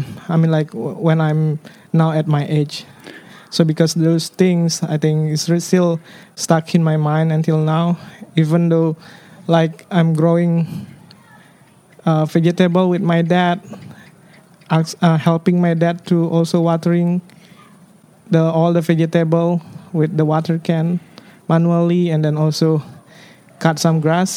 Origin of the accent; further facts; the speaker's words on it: Denpasar, Bali, Indonesia; I grew up in Denpasar